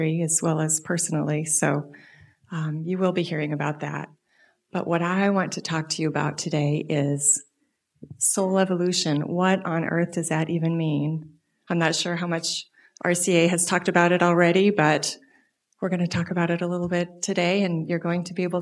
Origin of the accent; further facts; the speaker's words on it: Des Moines, Iowa, United States; I grew up in Unity, born and raised in Des Moines, Iowa.